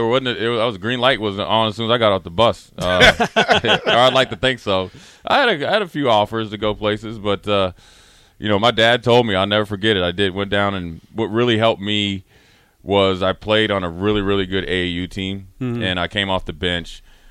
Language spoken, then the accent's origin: English; Frederick, Maryland, United States; moved away; also born or lived in Charlotte; I'm DMV